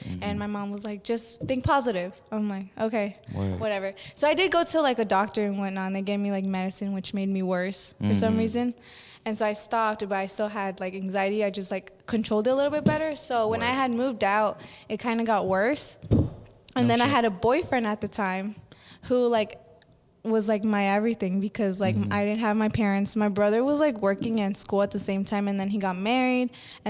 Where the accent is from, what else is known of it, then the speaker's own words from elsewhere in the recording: Orlando, Florida, United States; born there; No, I was born in Orlando, Florida